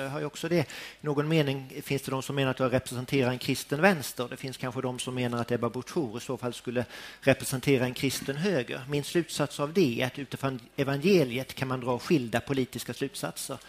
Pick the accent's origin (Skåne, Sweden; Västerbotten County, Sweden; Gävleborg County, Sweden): Skåne, Sweden; Båstad; Jag är ju född och uppvuxen i Båstad av alla ställen, denna lilla idylliska ort i nordvästra Skåne